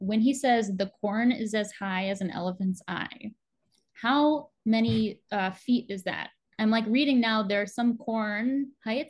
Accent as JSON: {"language": "English", "region": "Illinois", "country": "United States", "tie": "born or raised there", "said": "me as a child growing up in Illinois."}